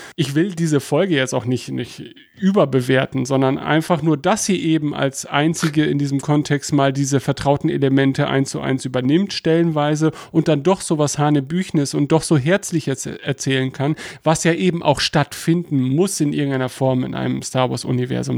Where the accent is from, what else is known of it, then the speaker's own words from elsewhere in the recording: Germany; als Deutscher